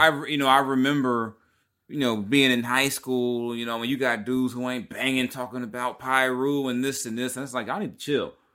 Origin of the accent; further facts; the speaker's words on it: Long Beach, California, United States; I'm from Long Beach